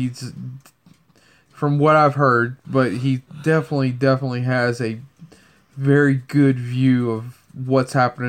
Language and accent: English; Louisiana, United States; needs to know I'm from Louisiana. I hate mosquitoes.